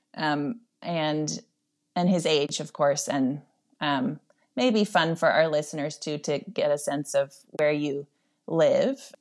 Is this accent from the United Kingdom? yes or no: no; Netherlands; moved away; I grew up in, in the Netherlands